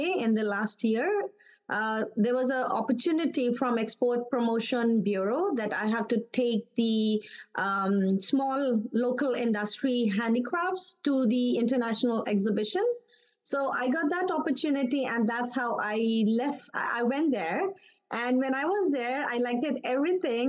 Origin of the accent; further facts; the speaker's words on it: Karachi, Sindh, Pakistan; moved away as an adult; also born or lived in Dubai, United Arab Emirates; now in Vancouver, Canada; I'm born and brought up in Karachi, Pakistan